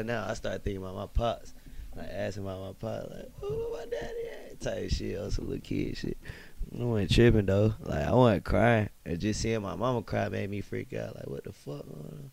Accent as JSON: {"language": "English", "town": "Winston-Salem", "region": "North Carolina", "country": "United States", "tie": "born or raised there", "also_born_or_lived": "Walkertown, North Carolina", "said": "I grew up in Butterfield, in the hole on the east side"}